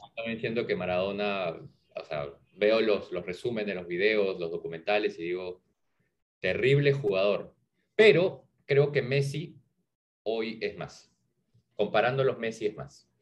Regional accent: Peru; como peruano

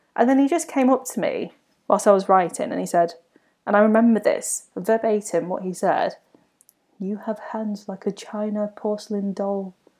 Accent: United Kingdom; a twenty-something millennial learning about life as a British-born Chinese

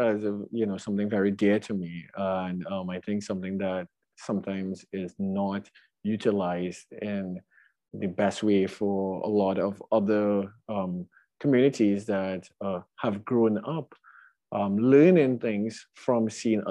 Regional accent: Trinidad & Tobago; moved away as an adult; now in Brooklyn, United States; my background growing up in Trinidad

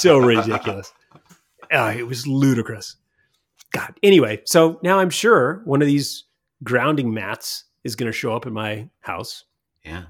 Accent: Montana, United States; when I grew up in Montana, I live with the Crow Indians

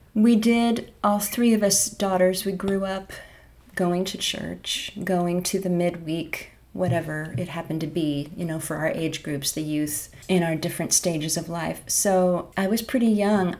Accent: Bellingham, Washington, United States; I grew up in Bellingham, Washington

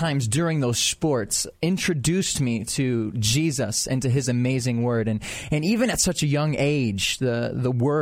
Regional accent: Rochester, United States; now in Atlanta, United States; I'm from Rochester

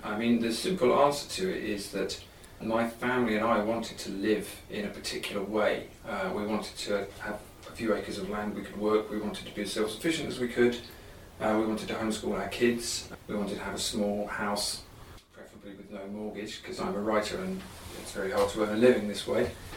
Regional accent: South East England, United Kingdom; moved away as an adult; also born or lived in Oxford; now in Ireland; I come from the southeast of England. I come from London and Kent. That's where my family are from

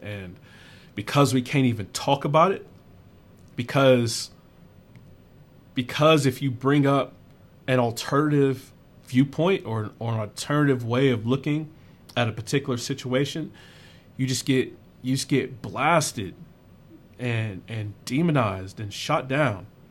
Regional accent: South Carolina, United States; moved away; I grew up in South Carolina

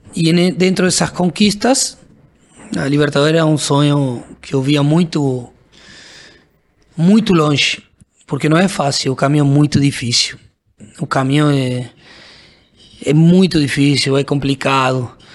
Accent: Argentina; Portuguese is a second language; moved away as an adult; also born or lived in Brazil; sendo argentino

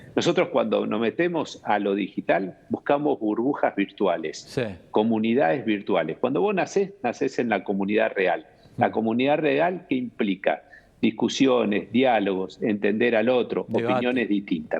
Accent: Argentina; como todo argentino tuve una esperanza

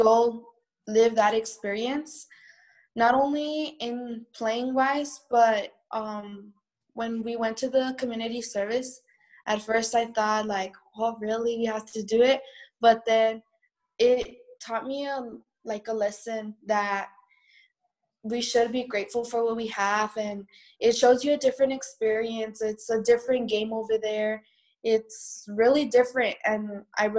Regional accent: El Paso, Texas, United States; I'm from El Paso, Texas

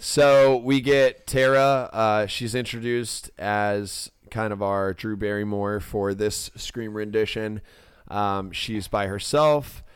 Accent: Ormond Beach, Florida, United States; my hometown, Ormond Beach

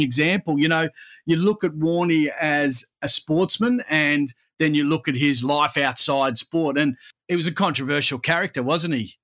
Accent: Perth, Western Australia, Australia; my hometown of Perth

